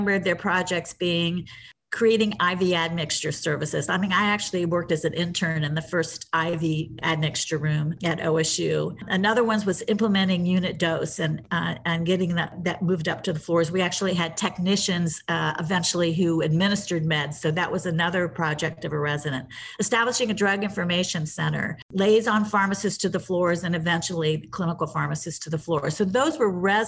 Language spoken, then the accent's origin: English; Columbus, Ohio, United States; I grew up in Columbus, Ohio